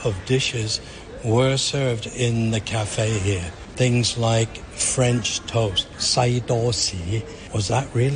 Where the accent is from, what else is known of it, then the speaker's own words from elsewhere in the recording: Hong Kong; The YMCA really played a huge role in our growing up in Hong Kong